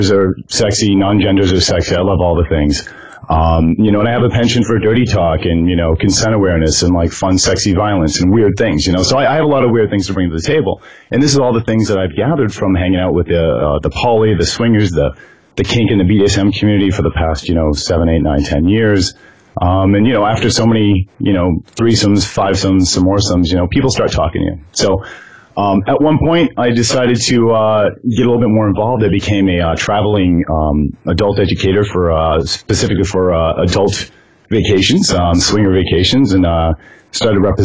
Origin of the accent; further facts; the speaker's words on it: San Francisco, California, United States; I grew up in San Francisco, California